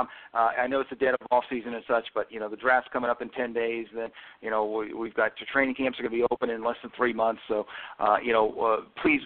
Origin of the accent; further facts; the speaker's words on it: New York, United States; I'm from New York